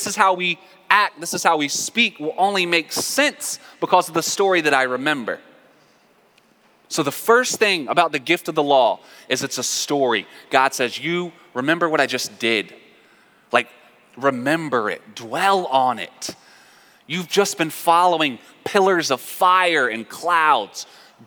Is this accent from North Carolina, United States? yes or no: yes; North Carolina, United States; I'm from North Carolina. In my house, I was taught to say yes, ma'am, and yes, sir